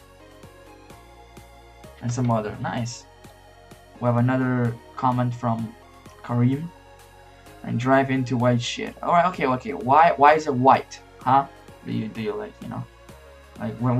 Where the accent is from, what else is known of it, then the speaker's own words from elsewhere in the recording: North Macedonia; I'm from Macedonia. It's a small country in Europe.